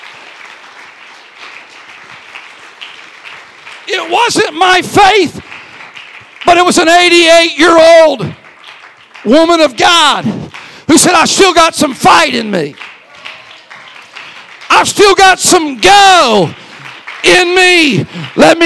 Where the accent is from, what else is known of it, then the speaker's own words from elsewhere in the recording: St. Louis, Missouri, United States; I'm her son. I'm from St. Louis